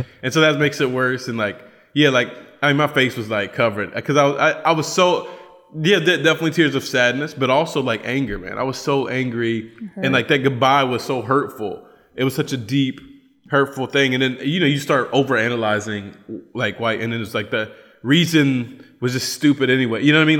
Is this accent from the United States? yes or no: yes; Appalachia, United States; accent: Appalachian; moved away; also born or lived in Cochabamba, Bolivia; my Appalachian accent